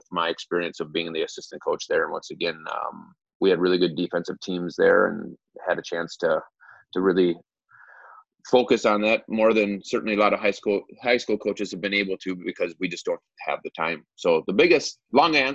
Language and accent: English; Cannon Falls, Minnesota, United States; also born or lived in Chaska / Watertown / Eden Prairie; I grew up in Cannon Falls